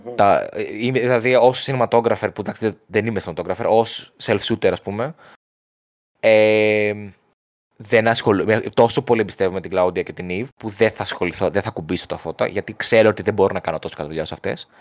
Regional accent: Greece; από την Ελλάδα είμαι

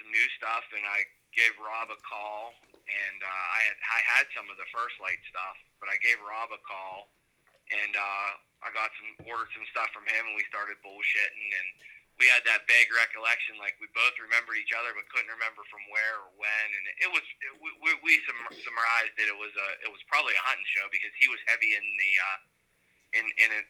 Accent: Evans City, Pennsylvania, United States; also born or lived in Washington County, Pennsylvania / Clarion, Pennsylvania; I grew up about an hour north in a little town called Evan City, Pennsylvania, in Butler County. I've lived in PA my entire life

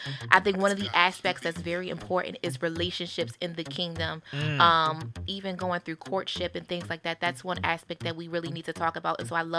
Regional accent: Baltimore, Maryland, United States

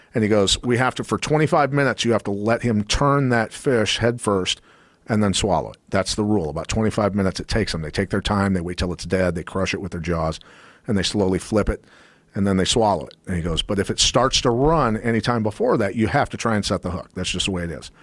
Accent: Iowa, United States; I'm a kid from Iowa

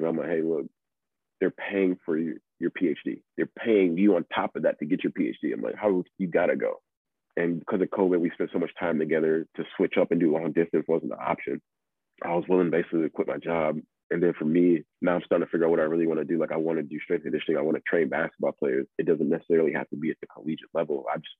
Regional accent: Milwaukee, Wisconsin, United States; I'm from Milwaukee. I'm a city boy by heart.

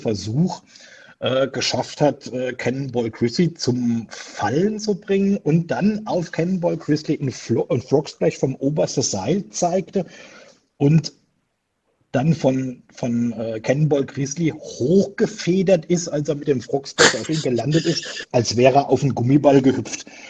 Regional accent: Pirmasens, Rhineland-Palatinate, Germany; moved away as an adult; now in Switzerland; Also ich bin im Südwesten Deutschland aufgewachsen, sprich in Pirmasens im schönen Pfälzerwald

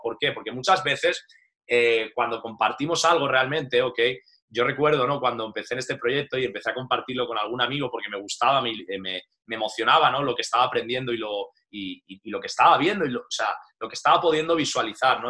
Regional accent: Valencia, Valencian Community, Spain; moved away as an adult; also born or lived in Madrid; soy de Valencia y nada, me fui destinado pues a Madrid, estuve más de 11 años

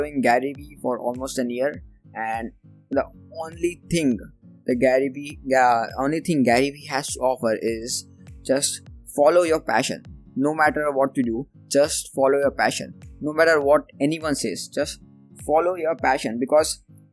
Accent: India; I am from India, and being in India

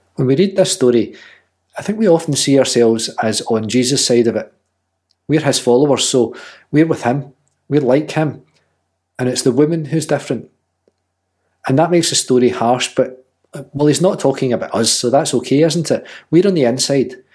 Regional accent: Scotland, United Kingdom; she's just as Scottish as I am

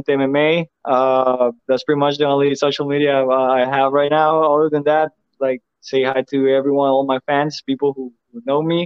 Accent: Mexico; moved away as an adult; now in United States; it's where I'm from. It's my country.

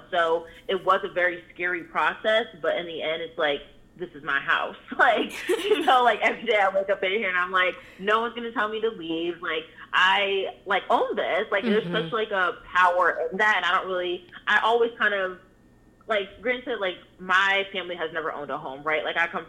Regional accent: New Jersey, United States; also born or lived in Pennsylvania; like I said, I'm from New Jersey and Pennsylvania, where it's both illegal for you to not rent to people based off their identity.

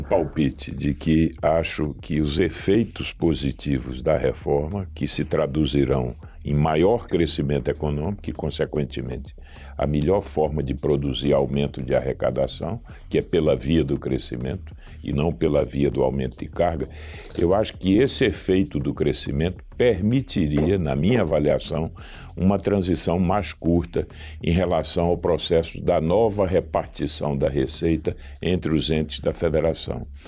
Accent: Northeast Region, Brazil; eu sou nordestino

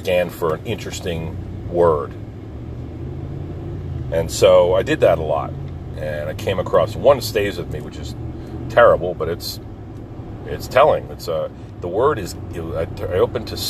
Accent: Pine Barrens, New Jersey, United States; I grew up in the Pine Barrens and did little boy stuff

